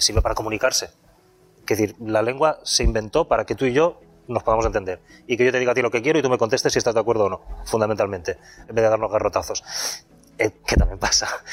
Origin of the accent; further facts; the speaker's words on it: Valencian Community, Spain; first language Valencian and Spanish; soy eh, valenciano parlante y valenciano pensante